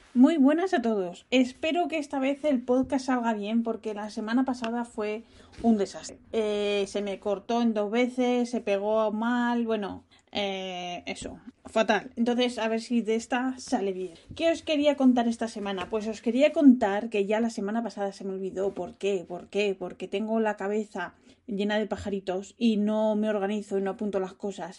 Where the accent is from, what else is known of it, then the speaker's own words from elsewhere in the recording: Spain; moved away; yo soy española